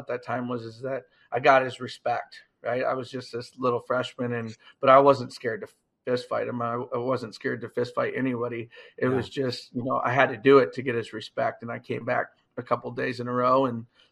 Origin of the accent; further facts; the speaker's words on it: Iowa, United States; I'm from Iowa.